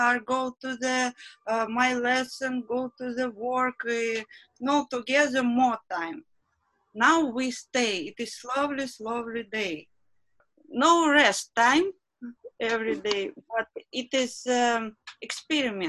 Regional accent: Moscow, Russia; English is a second language; moved away as an adult; now in London, United Kingdom; I'm from Russia in Moscow. I come to London on December 2016.

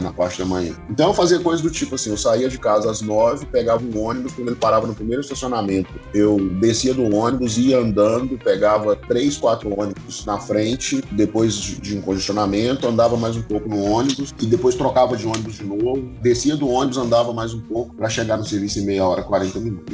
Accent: Belo Horizonte, Minas Gerais, Brazil; eu tenho 38 anos e sou de Belo Horizonte.

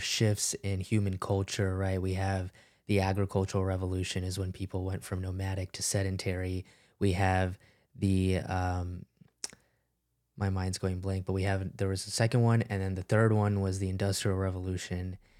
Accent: United States; growing up in the United States as an immigrant

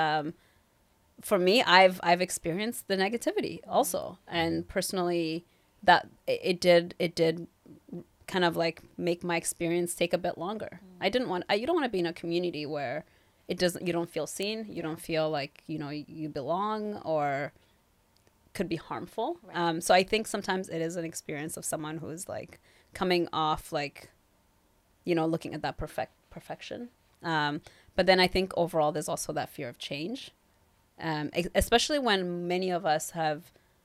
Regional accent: Kenya; also born or lived in Toronto, Canada; now in Vancouver, Canada; I grew up in Kenya

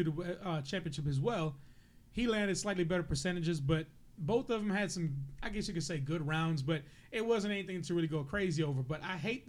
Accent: New Orleans, Louisiana, United States; my hometown. They were supposed to play in New Orleans.

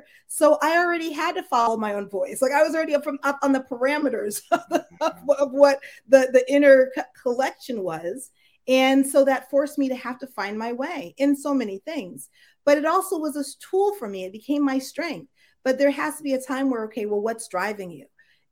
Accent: United States; my family's originally from Jamaica. And so when I was born in the United States

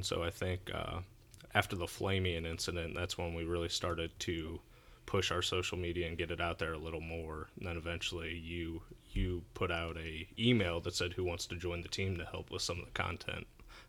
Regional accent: St. Louis, Missouri, United States; I did. I grew up in St. Louis, out in the St. Charles area.

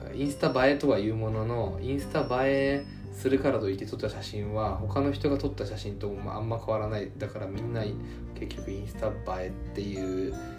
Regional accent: Japan; born or raised there

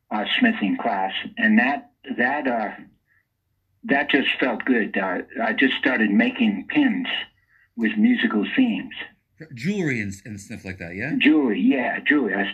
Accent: Rhode Island, United States; Well, Rhode Island is it's the you know it's the smallest state, and it's called the Ocean State too because uh, it's only 50 miles across

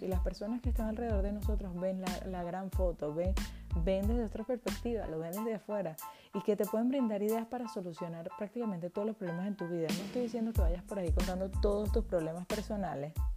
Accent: Venezuela; moved away as an adult; now in Spain; soy emprendedora venezolana

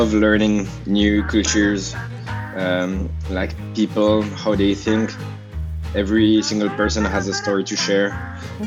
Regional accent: Geneva, Switzerland; English is a second language; also born or lived in Lausanne / Hong Kong; I grew up in Geneva. And then in Lausanne

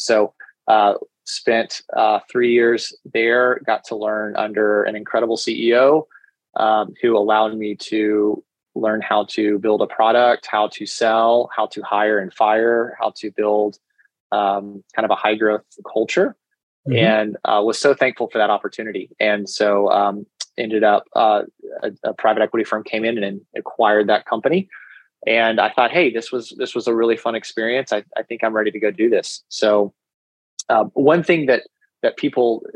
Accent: Dallas, Texas, United States; also born or lived in New York; I'm originally from Dallas and went to school here in Texas

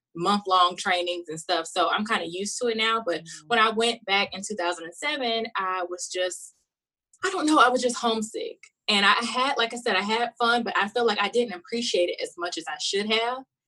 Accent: South Carolina, United States; now in Los Angeles, United States; I'm from South Carolina, so it is hot and humid.

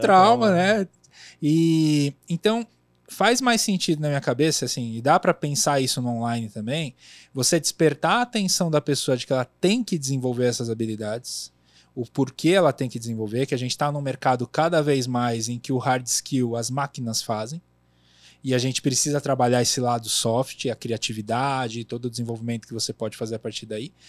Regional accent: São Paulo, Brazil; Também sou da Zona Leste de São Paulo

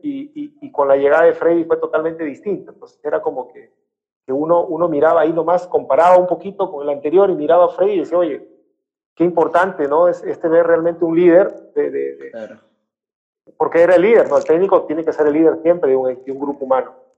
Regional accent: Piura, Peru; Mi tierra

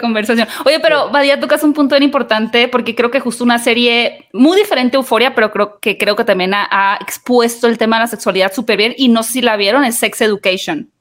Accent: Mexico; como mexicanos

